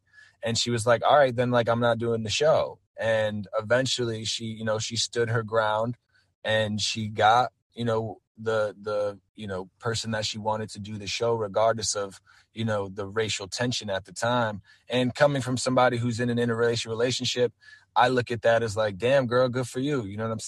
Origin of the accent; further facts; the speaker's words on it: East Coast, United States; you know, I'm an East Coast guy, so like, I grew up on New York hip hop and you know, East Coast hip hop.